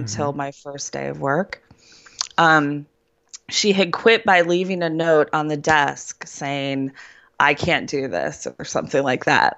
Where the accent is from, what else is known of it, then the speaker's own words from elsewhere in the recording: Cleveland, Ohio, United States; moved away as an adult; also born or lived in central Pennsylvania; now in Pennsylvania, United States; I'm from Cleveland, Ohio